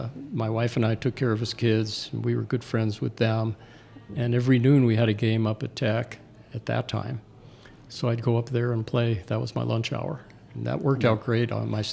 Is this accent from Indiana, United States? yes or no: no; Shenandoah, Pennsylvania, United States; now in Butte, United States; I grew up in Shenandoah, Pennsylvania, a small mining town.